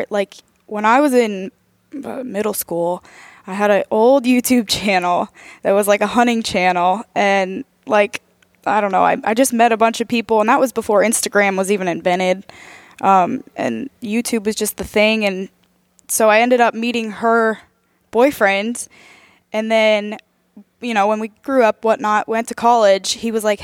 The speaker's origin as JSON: {"language": "English", "town": "Harrisburg", "region": "Pennsylvania", "country": "United States", "moved": "as an adult", "lives_now": "Kansas City, United States", "said": "so I am originally from Pennsylvania, Harrisburg area, and I moved out to Kansas City, Missouri area now for college, and now I'm living out there"}